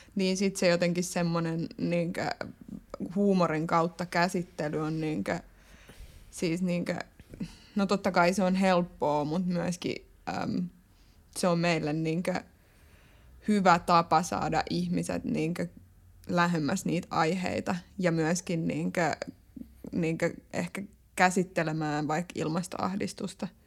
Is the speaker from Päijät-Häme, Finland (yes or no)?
yes; Lahti, Päijät-Häme, Finland; moved away as an adult; now in Tampere, Finland; Lahessa, mistä mä oon kotoisin